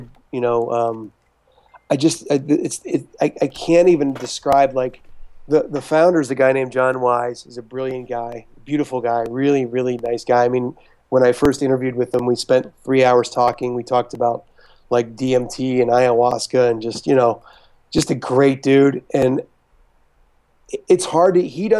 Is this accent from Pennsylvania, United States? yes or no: yes; Pittsburgh, Pennsylvania, United States; moved away; it's just a great place to grow up, man. I'm so proud to be from there.